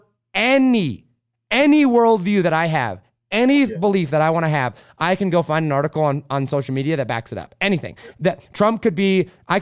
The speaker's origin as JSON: {"language": "English", "country": "United States", "said": "I'm an American"}